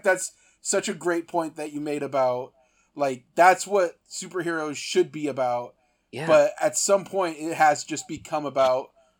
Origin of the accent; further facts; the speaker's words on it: Central Valley, Northern California, United States; My background growing up in Northern California, like the Central Valley